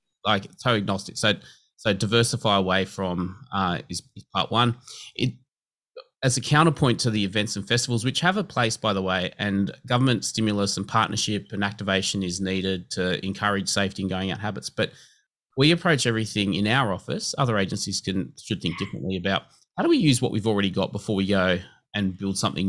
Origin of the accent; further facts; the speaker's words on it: Liverpool, New South Wales, Australia; also born or lived in Campbelltown; I grew up in Liverpool, went to school in Campbelltown.